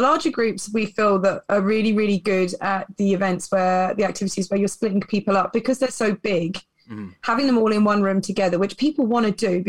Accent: England, United Kingdom; now in Canada; I mean, when I compare it to what I had growing up in England, it's 110% bigger than that in Canada.

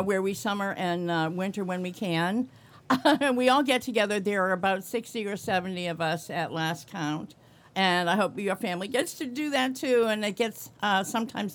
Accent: Boston / New England, United States; Born and raised in Boston.

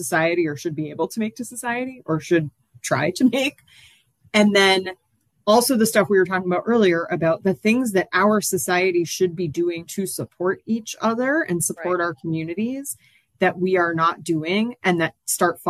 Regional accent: Massachusetts, United States; I'm from Massachusetts originally

